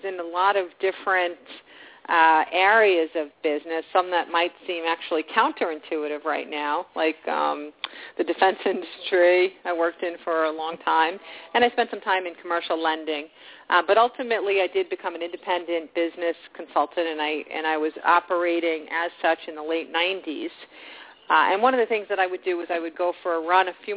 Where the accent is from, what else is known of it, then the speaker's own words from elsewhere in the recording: New York, United States; being a New Yorker